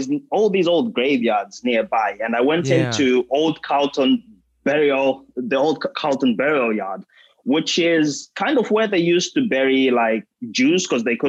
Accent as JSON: {"language": "English", "town": "Bindura", "region": "Mashonaland Central", "country": "Zimbabwe", "tie": "born or raised there", "said": "my hometown of Bindura in Zimbabwe"}